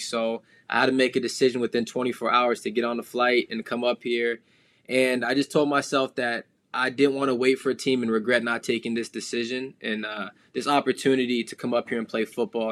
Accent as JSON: {"language": "English", "area": "the Valley", "region": "Arizona", "country": "United States", "tie": "born or raised there", "moved": "as an adult", "lives_now": "Toronto, Canada", "said": "growing up in the Valley, I played Pop Warner"}